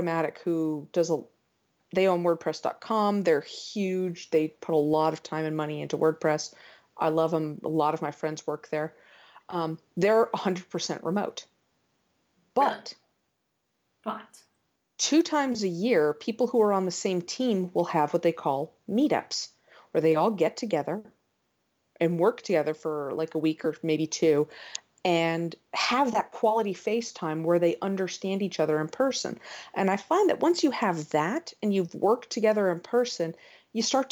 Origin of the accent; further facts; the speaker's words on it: United States; I'm an American